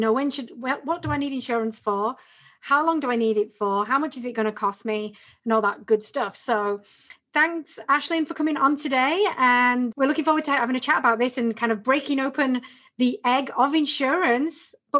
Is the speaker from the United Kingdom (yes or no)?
yes; Northern England, United Kingdom